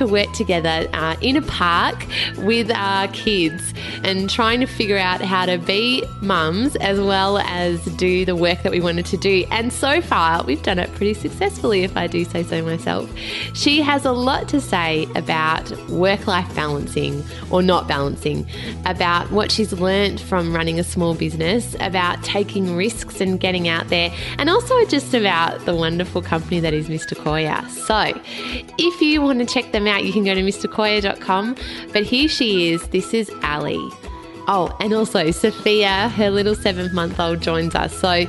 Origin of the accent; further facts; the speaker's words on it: Melbourne, Victoria, Australia; based in my hometown, Melbourne.